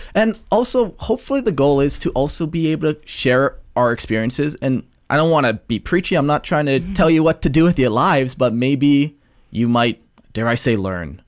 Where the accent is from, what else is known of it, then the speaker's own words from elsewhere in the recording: Calgary, Alberta, Canada; I've, uh, lived here my whole life for Calgary and surrounding areas